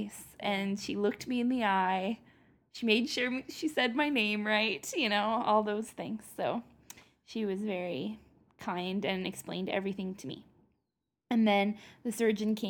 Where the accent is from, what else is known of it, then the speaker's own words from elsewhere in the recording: Canada; I'm Canadian.